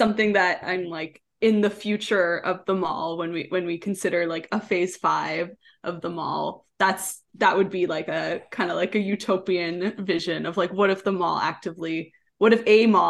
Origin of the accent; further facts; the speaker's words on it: Leduc, Alberta, Canada; also born or lived in Edmonton; I grew up in Leduc. I was born in Edmonton, but I grew up in Leduc.